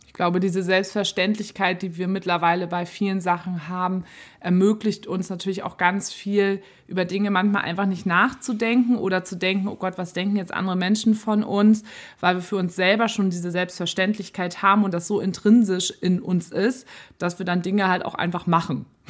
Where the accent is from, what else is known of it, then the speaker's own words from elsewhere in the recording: Germany; now in Hamburg, Germany; bei uns in mhm. Deutschland